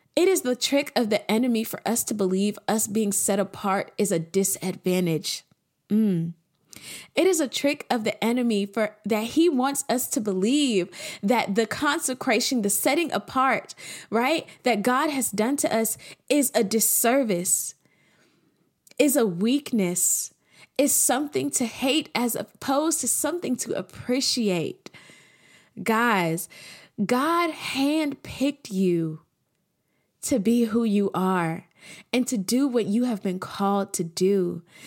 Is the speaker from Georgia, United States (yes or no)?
yes; Atlanta, Georgia, United States; I'm from Atlanta